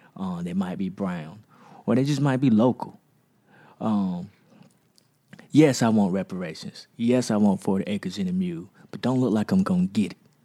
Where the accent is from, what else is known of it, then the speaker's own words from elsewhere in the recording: United States; I'm from Magnolia